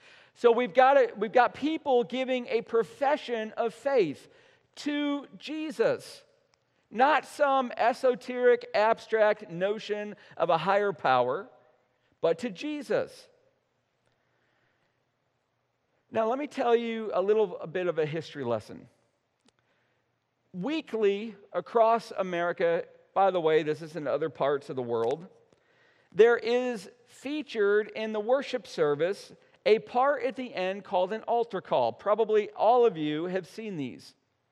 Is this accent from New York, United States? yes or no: yes; central New York, United States; growing up in Little Deer Rider, New York, in central New York